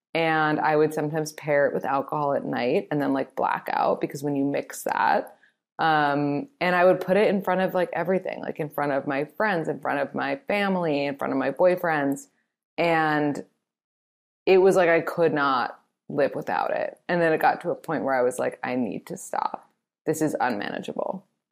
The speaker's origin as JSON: {"language": "English", "town": "New York City", "region": "New York", "country": "United States", "said": "I'm from New York"}